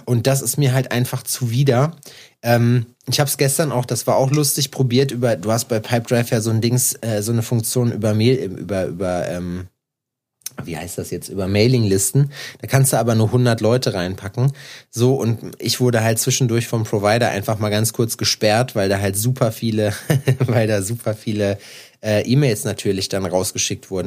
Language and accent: German; home area next to Iserlohn, North Rhine-Westphalia, Germany; now in Jena, Germany; bei uns hier in meiner Heimat ist ja Iserlohn daneben